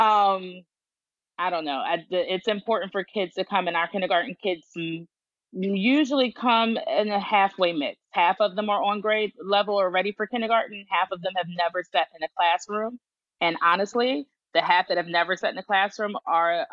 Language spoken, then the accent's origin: English; Philadelphia, Pennsylvania, United States; now in Georgia, United States; I grew up in Philly